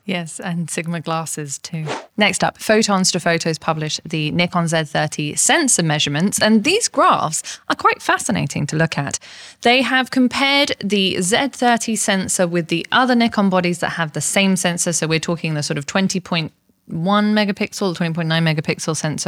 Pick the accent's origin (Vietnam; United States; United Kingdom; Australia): United Kingdom; England; I'm English